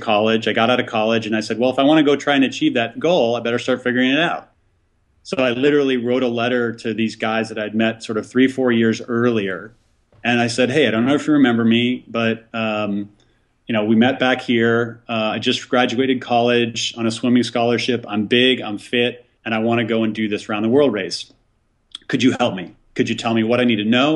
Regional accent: Lake Michigan outside Chicago, Illinois, United States; we grew up on Lake Michigan outside Chicago.

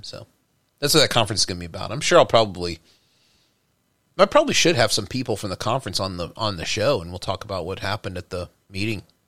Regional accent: Texas, United States; now in New York, United States; growing up in Texas

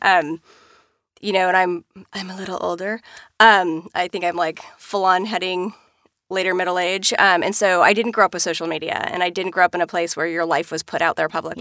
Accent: Washington, United States; I grew up in Washington State and Mount Rainier is there

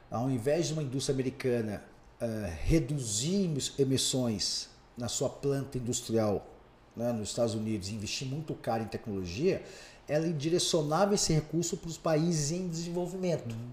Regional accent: São Paulo, Brazil; Eu não sou conhecido. Né? Eu não sou daqui, eu vim de São Paulo e tal.

